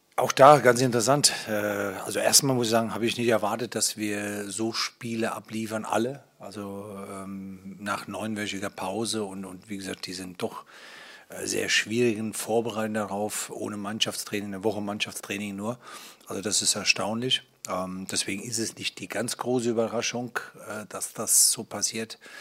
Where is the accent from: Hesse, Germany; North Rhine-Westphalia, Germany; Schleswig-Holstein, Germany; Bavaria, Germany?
Hesse, Germany; now in Berlin, Germany; ich bin bin ja gebürtiger Hesse und vielleicht liegt es daran, dass ich ganz in der Nähe aufgewachsen bin